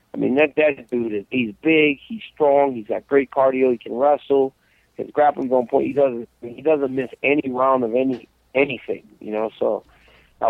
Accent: United States; we're American

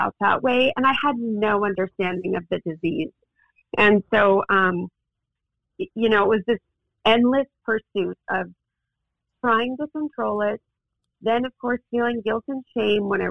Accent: Mountain View, California, United States; also born or lived in Los Angeles / Azusa; I was raised in the Silicon Valley in Mountain View.

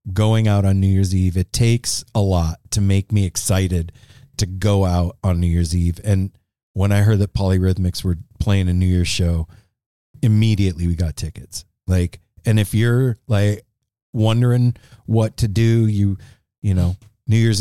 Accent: Las Vegas, Nevada, United States; moved away as an adult; now in Portland, United States; we're from Vegas originally. We moved up here 6 years ago

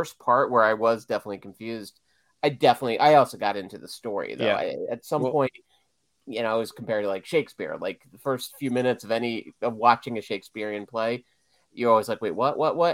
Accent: Delaware, United States; also born or lived in New York; a watered down New Yorker who grew up in Delaware

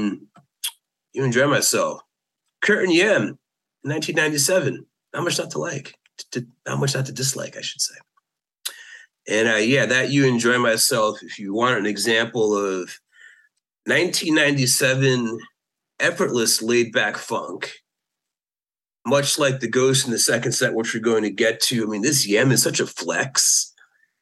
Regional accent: Connecticut, United States; I'm from Connecticut

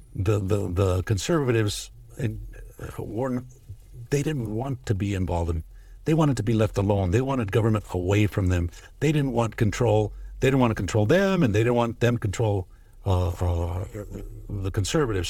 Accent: Los Angeles, California, United States; now in El Dorado County, United States; I grew up in East L A, moved to Northern California in nineteen eighty

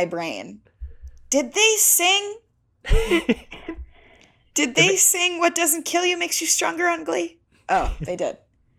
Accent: Minnesota, United States; I do come from Minnesota, which is famously the land of ice and snow.

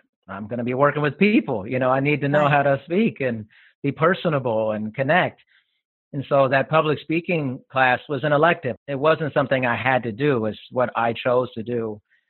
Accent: Germany; born there; I grew up in a military family, and so I was born in Germany and I've lived there a couple times.

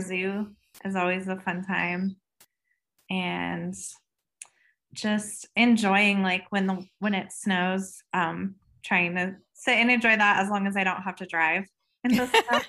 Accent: Colorado, United States; I live, um, in Colorado, so I'm a third generation, generation native.

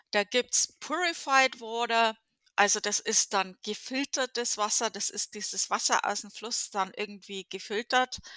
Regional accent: Bavaria, Germany; Äh, ich komme aus Bayern. Wir hatten eine sehr, sehr gute äh, Trinkqualität, äh, Oberpfalz, um genau zu sein.

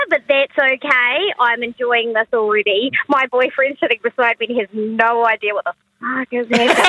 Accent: Dunedin, Otago, New Zealand; I'm from Dunedin in New Zealand.

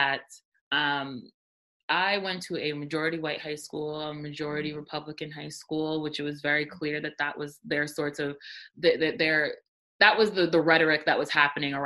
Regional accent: Rockland County, New York, United States; I grew up in Rockland County

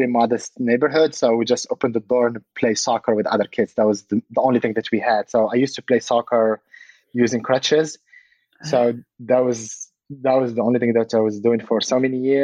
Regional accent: Casablanca, Casablanca-Settat, Morocco; also born or lived in France / Colorado Springs, United States; now in California, United States; I was born in Casablanca, but I never went outside of Casablanca.

